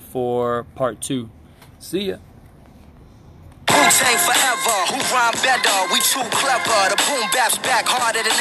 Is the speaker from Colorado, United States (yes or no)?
no; Miami, Florida, United States; I was born and raised in Miami